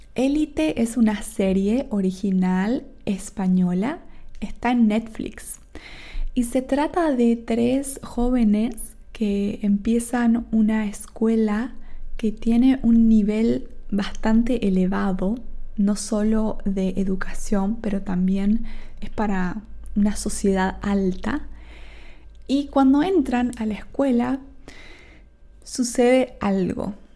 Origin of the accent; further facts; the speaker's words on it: Argentina; Yo soy de Argentina, tengo un acento